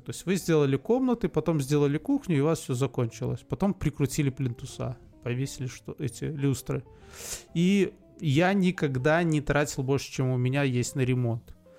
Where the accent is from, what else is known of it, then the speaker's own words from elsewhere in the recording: Belarus; Мы, белорусы, единственные носители старолитовского